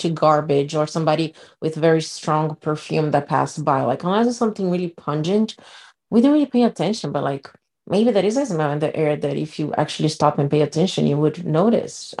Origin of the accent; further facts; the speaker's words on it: Brazil; moved away; I grew up in Brazil